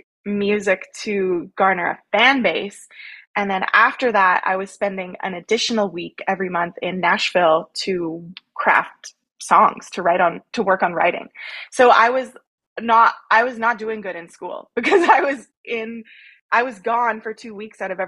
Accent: Langenburg, Saskatchewan, Canada; also born or lived in Rocanville, Saskatchewan; a small town Saskatchewan girl. I grew up in Langenberg. I currently reside in Rokenville, Saskatchewan

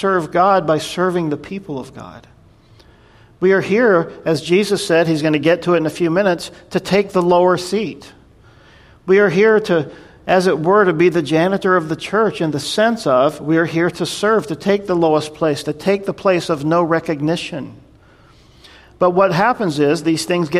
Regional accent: North Carolina, United States; I grew up in North Carolina, and I grew up in the Southern Baptist church

